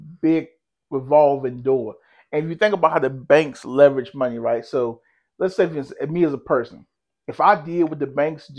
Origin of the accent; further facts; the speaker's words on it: United States; we as American people